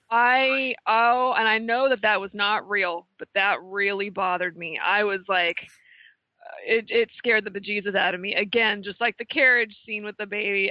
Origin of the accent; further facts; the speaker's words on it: West Coast, United States; moved away as an adult; now in Connecticut, United States; growing up on the West Coast and coming here